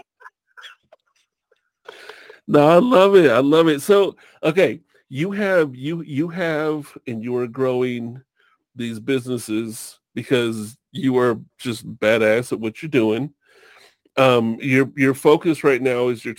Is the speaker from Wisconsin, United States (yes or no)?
no; Long Beach, California, United States; I grew up in Long Beach, California